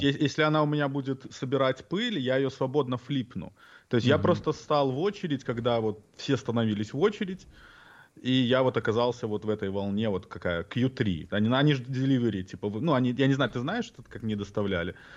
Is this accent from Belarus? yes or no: yes; Belarus; moved away; детство, отрочество в Беларуси